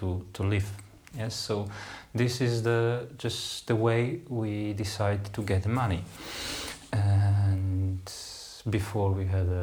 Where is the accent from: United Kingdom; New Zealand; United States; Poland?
Poland; English is a second language; moved away; in my country, I came from Poland